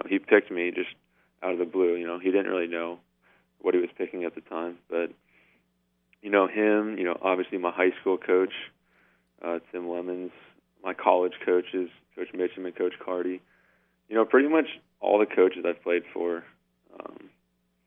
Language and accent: English; Atlanta, Georgia, United States; I grew up in Atlanta, and I was kind of a smaller kid when I was younger